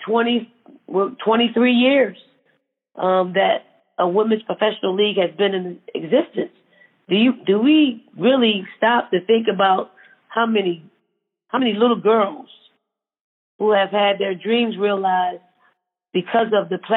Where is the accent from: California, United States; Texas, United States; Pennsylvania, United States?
Pennsylvania, United States; Philadelphia; growing up in Philly